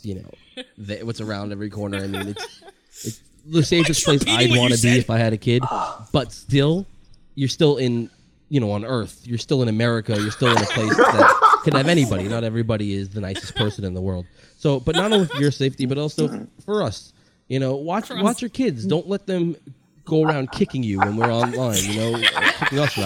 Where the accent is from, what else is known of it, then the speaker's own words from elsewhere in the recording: New York, United States; I am from New York.